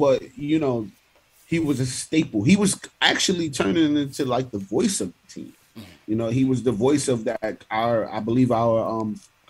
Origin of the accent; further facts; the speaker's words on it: New York City, New York, United States; I grew up in Linwood Projects in East Flatbush